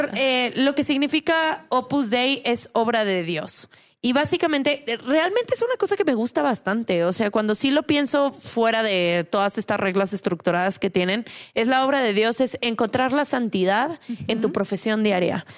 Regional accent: San Luis Potosí, Mexico; moved away as an adult; also born or lived in Puebla / Mexico City; Yo nací en San Luis Potosí y soy de una familia, pues claramente súper católica

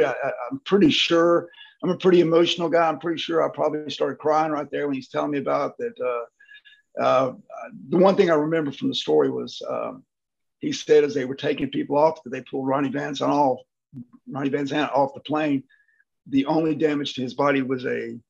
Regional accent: Mississippi, United States; I'm from Mississippi. We catch crap all the time

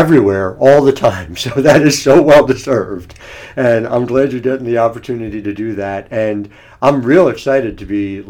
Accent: New Jersey, United States; I grew up in South Jersey

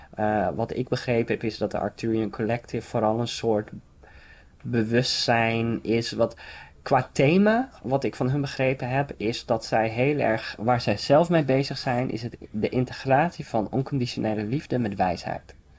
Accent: Frisian countryside, Friesland, Netherlands; ik kom zelf van het Friese platteland

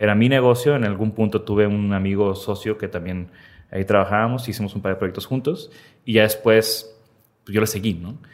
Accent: Tampico, Tamaulipas, Mexico; now in Monterrey, Mexico; hubo la primera computadora en mi casa, allá en Tampico, yo soy de Tampico

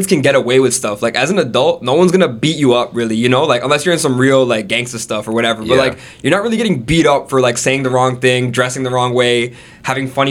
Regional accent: Brampton, Ontario, Canada; also born or lived in Jacksonville, Florida, United States; I'm from Brampton. Actually, I was born in Florida, in Jacksonville. My family's from India, like Gujarat, but they immigrated to America, and then they got like proper citizenship in Canada, so we moved here when I was like three, four years old, and straight to Brampton, you know, and then lived in Brampton pretty much my whole life.

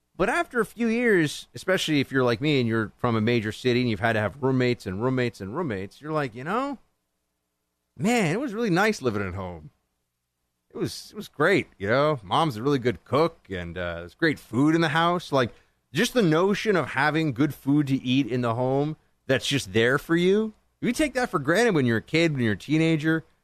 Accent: New York, United States; here in New York State, my home state

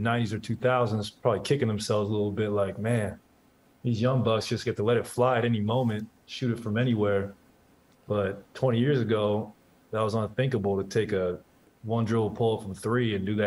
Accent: Portland, Oregon, United States; growing up in Portland

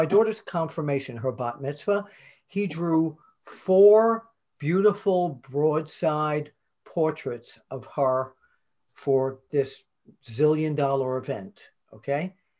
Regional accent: New York, United States; moved away as an adult; now in Pennsylvania, United States; I'm a New Yorker

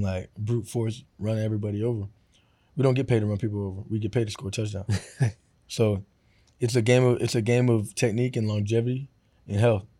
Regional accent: Florida, United States; I grew up in Florida

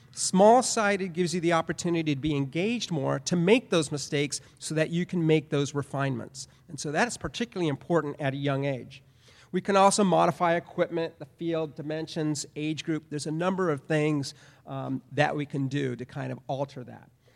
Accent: Southern California, United States; I grew up in Southern California

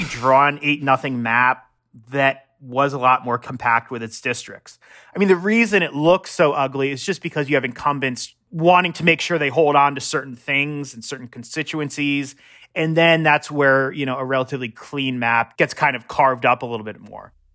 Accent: Annapolis, Maryland, United States; I should just say I'm from Maryland and Annapolis

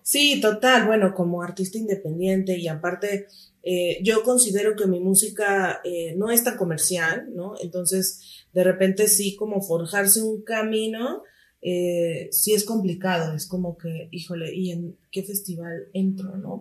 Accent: Mexico City, Mexico; also born or lived in Chiapas; Chiapaneca de nacimiento, así es. Crecí aquí en la Ciudad de México, pero nací en Chiapas.

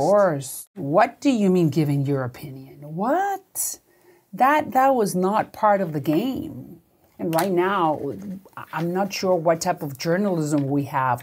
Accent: Miami, Florida, United States; also born or lived in Puerto Rico; I grew up in Miami. I, I have an accent because my parents could not find work like many other millions of Cubans, and we had to hop

